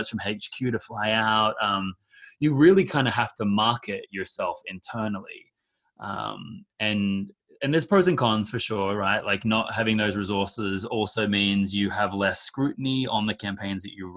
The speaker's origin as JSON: {"language": "English", "country": "Australia", "moved": "yes", "said": "my background is I'm from Australia"}